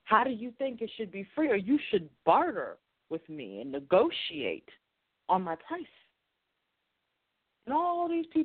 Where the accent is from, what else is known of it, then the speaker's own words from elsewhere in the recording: Boston, Massachusetts, United States; I'm also a Bostonian